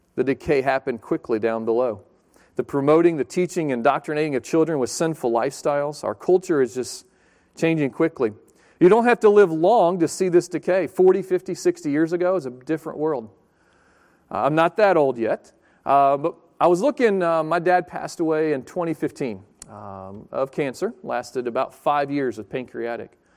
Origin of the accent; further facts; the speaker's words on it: Chesapeake, Virginia, United States; moved away as an adult; also born or lived in Pensacola, Florida / Fort Pierce, Florida; I grew up in Chesapeake, down in Virginia Beach area.